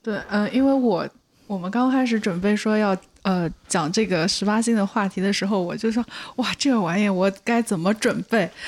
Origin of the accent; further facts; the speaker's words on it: China; 我们中国人